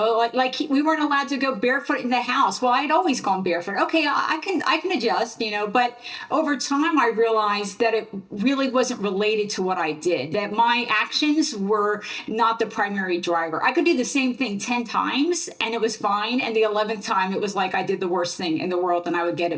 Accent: Central New Jersey, United States; also born or lived in Philadelphia, Pennsylvania; I grew up in New Jersey

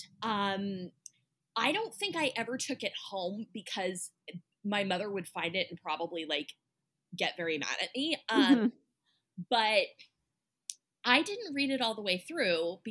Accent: Midwest, United States; accent: Midwestern; I grew up in the Midwest in a small town

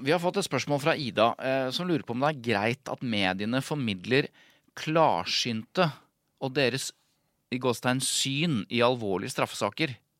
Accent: Jevnaker, Innlandet, Norway; Jeg er jo fra Jevnaker

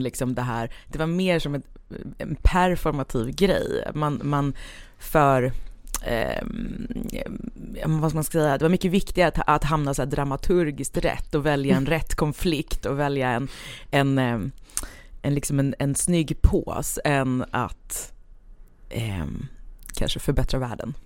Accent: Stockholm, Stockholm County, Sweden; also born or lived in Lidingö / countryside; jag är född på eh, Östermalm och hela min släkt är östermalmare

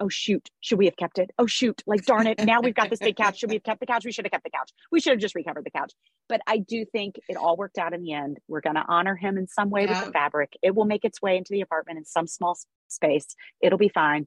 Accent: Memphis, Tennessee, United States; now in New York, United States; Memphis, Tennessee, which is my hometown

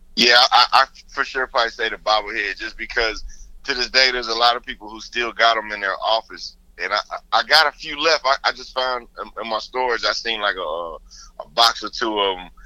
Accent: Houston, Texas, United States; growing up in Houston

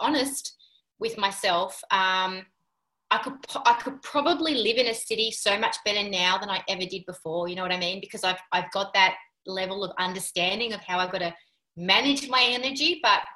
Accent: Sydney, New South Wales, Australia; moved away as an adult; I was born in Sydney too

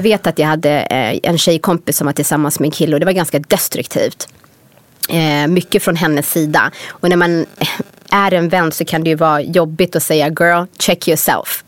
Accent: Sweden; moved away as an adult; när jag var yngre i Sverige, alltså en av anledningarna till att jag verkligen ville dra från Sverige

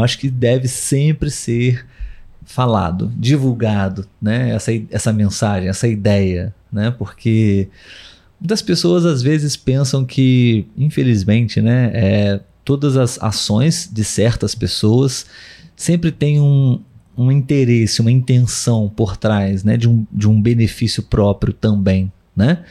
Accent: Brazil; nós somos brasileiros

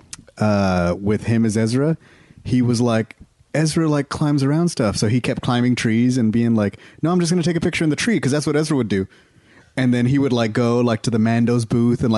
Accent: Texas, United States; I'm from Texas

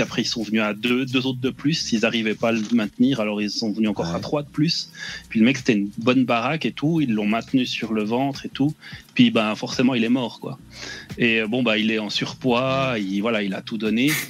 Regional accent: Switzerland; je suis suisse

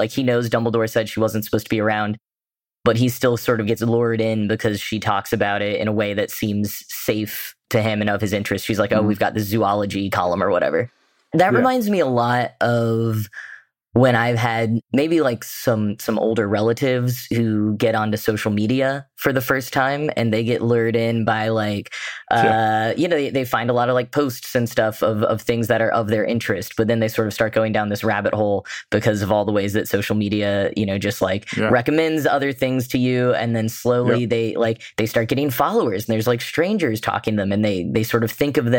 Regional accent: United States; as an American reader

